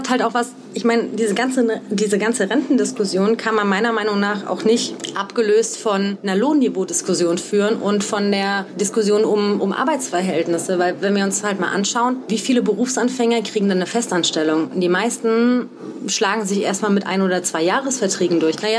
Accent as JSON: {"language": "German", "region": "Saarland", "country": "Germany", "said": "Also ich komme ja aus dem Saarland da gibt es ein Wort, das heißt krumpelig"}